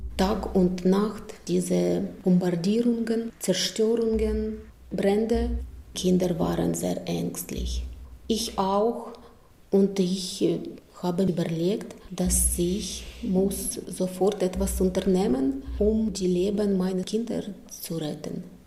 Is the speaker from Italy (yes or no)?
no; Ukraine; German is a second language; moved away as an adult; now in Germany; ich komme aus der Ukraine.